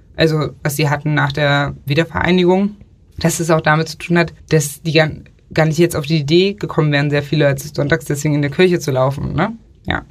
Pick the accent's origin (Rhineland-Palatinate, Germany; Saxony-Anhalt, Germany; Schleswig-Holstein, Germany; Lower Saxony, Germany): Saxony-Anhalt, Germany; Sachsen-Anhalt, wo ich herkomme, liegt der Katholikenanteil irgendwie bei 3,5 Prozent oder so